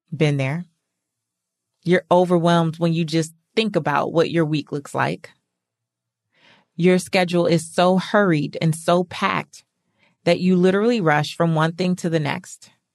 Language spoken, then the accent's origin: English; California, United States; moved away as an adult; now in Atlanta, United States; I'm from California